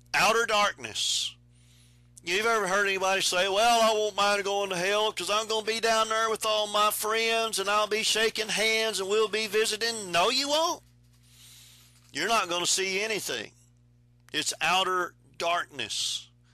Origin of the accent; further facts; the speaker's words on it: Texas, United States; I'm from Texas. We traveled caliche roads